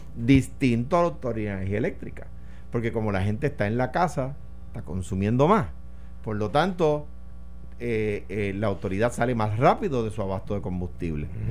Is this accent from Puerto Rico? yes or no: yes; Puerto Rico; soy puertorriqueño